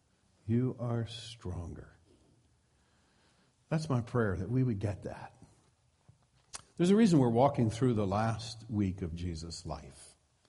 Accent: Midwest, United States; now in Petaluma, United States; I come from the Midwest, and so we have a few farmer expressions.

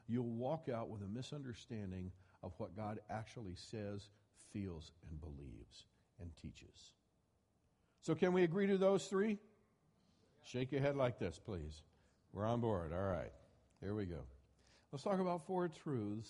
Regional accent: Midwest, United States; I grew up in the Bible Belt. I grew up in the Midwest

